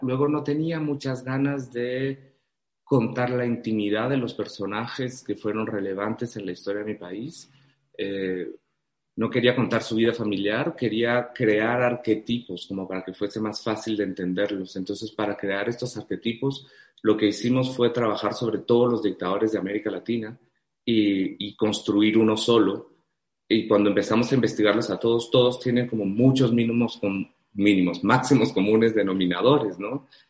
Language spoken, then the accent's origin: Spanish; Guatemala; yo tengo una etiqueta en mi país de comunista terrible